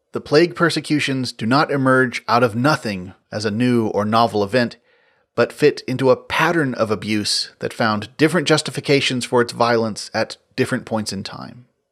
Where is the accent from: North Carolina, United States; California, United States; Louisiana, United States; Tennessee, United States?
Tennessee, United States; West; growing up in West Tennessee